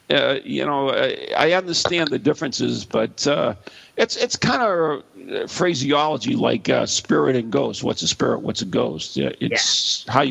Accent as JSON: {"language": "English", "region": "Scotland", "country": "United Kingdom", "said": "I'm Scottish, so I can't say anything."}